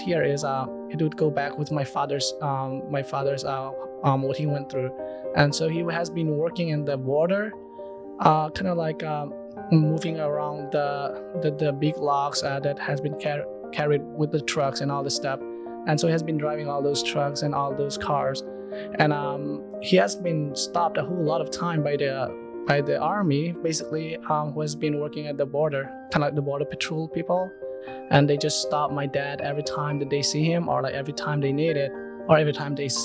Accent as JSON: {"language": "English", "country": "Myanmar", "moved": "yes", "lives_now": "United States", "said": "I'm from Myanmar, Burma. I've been to the United States as an immigrant 6 years ago"}